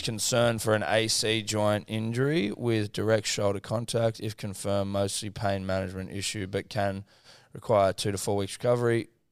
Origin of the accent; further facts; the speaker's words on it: New South Wales, Australia; a couple of young, young New South Wales bucks